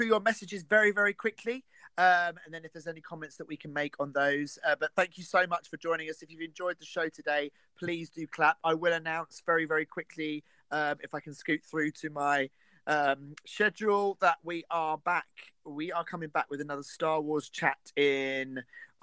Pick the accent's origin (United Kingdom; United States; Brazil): United Kingdom; I'm British and we are very far ahead of you in time